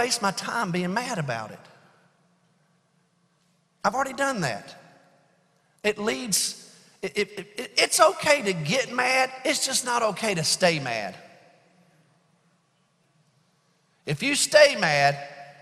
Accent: Alabama, United States; I'm from Alabama

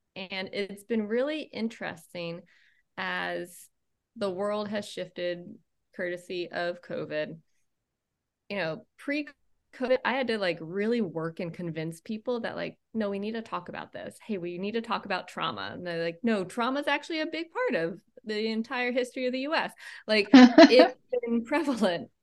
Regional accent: Maine, United States; I grew up in Maine

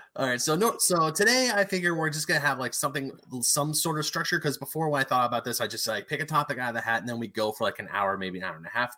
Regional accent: Diamond Bar, California, United States; also born or lived in Murrieta, California; I moved to my hometown of Diamond Bar

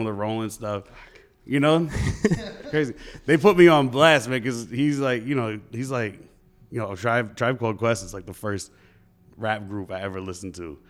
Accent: New York City, New York, United States; moved away as an adult; also born or lived in Fayetteville, North Carolina; now in Raleigh, United States; I'm from the Bronx

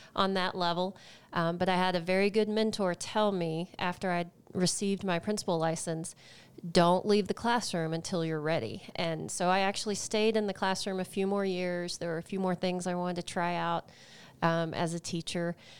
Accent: just outside of the Dallas area, Texas, United States; moved away as an adult; now in Longmont, United States; I am from the great state of Texas

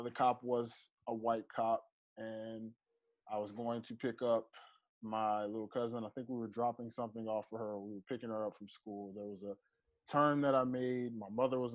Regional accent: Georgia, United States; also born or lived in Memphis, Tennessee; I grew up in Georgia thinking I was from Georgia. And then I was finding out that I'm actually from Memphis, Tennessee, where the majority of my family is from.

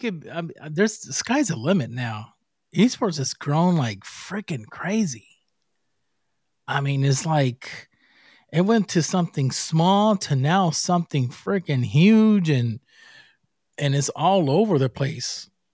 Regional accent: Puerto Rico; I'm from Puerto Rico

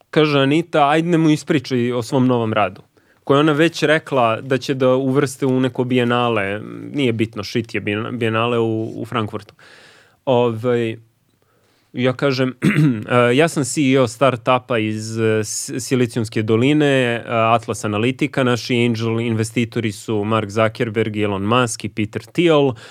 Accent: Belgrade, Serbia; iz Beograda. Srbin!

